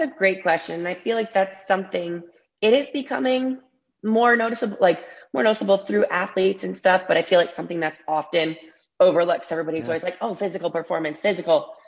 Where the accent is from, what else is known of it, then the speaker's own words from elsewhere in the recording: Ann Arbor, Michigan, United States; I was born and raised in Ann Arbor